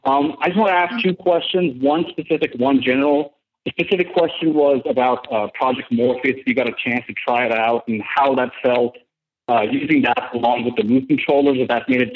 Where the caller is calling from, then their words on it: Tampa, Florida, United States; calling from Tampa, Florida.